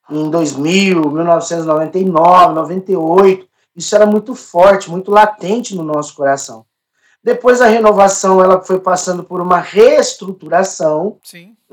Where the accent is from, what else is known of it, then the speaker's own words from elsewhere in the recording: Franca, São Paulo, Brazil; eu sou da cidade de Franca, diocese de Franca, né?